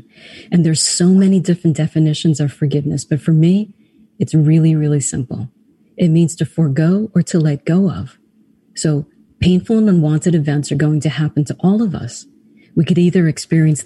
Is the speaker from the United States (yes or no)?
yes; New York City, New York, United States; also born or lived in Trinidad; I grew up in New York City, so I love New York.